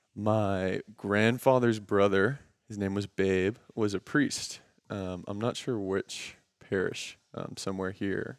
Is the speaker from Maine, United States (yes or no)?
no; Houston, Texas, United States; we're both from Houston